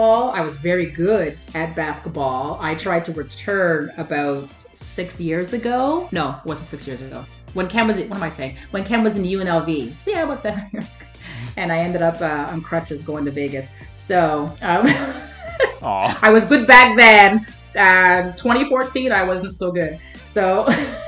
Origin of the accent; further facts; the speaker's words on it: Montreal, Quebec, Canada; I have to be a Habs girl, born and raised in Montreal